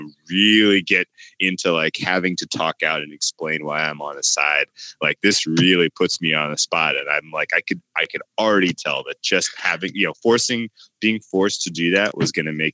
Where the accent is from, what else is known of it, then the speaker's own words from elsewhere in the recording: California, United States; I'm from California